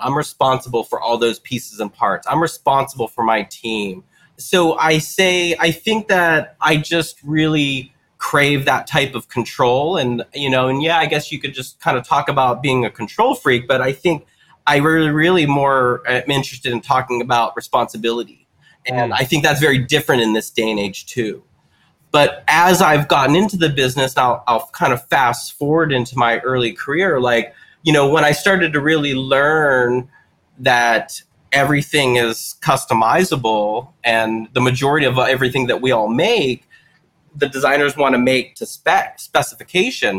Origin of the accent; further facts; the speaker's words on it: Western Pennsylvania, United States; I grew up in Western Pennsylvania